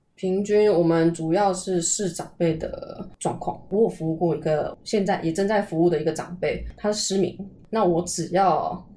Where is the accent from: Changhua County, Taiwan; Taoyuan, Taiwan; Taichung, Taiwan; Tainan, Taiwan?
Taoyuan, Taiwan; moved away as an adult; also born or lived in Taipei, Taiwan; now in Pingtung, Taiwan; 我本来是桃园人